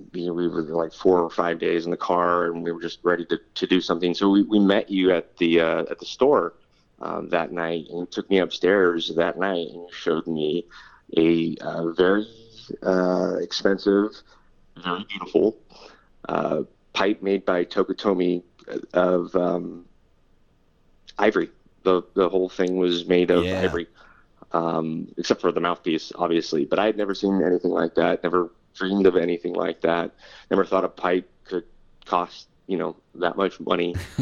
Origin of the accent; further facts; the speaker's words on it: California, United States; And that's just something I think as a Californian I took for granted, and always in a state of drought and just doesn't rain that much.